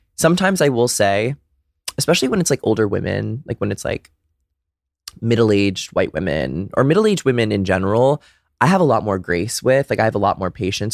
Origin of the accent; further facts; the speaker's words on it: Brookline, Massachusetts, United States; also born or lived in Dedham, Massachusetts; I'm from a little town outside of Boston called Brookline